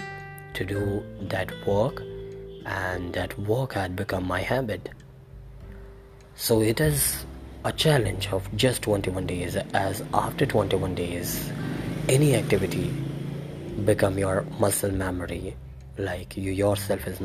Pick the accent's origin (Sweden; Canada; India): India; I am from India.